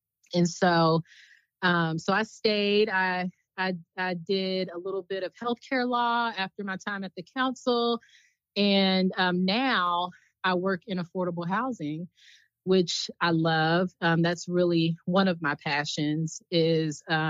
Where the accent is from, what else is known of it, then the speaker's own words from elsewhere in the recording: Flower Mound, Texas, United States; moved away as an adult; also born or lived in Washington, D.C.; I'm originally from Dallas, Texas, a little suburb outside of Dallas called Flower Mound